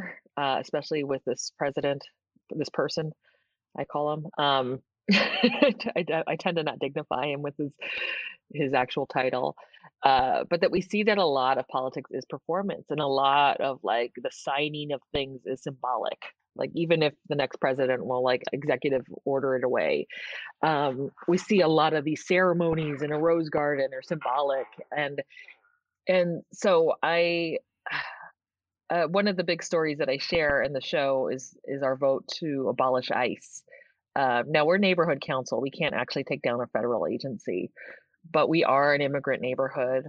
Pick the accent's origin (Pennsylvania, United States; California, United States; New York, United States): California, United States; San Francisco; I grew up in San Francisco. Okay. The city. I was born and raised there.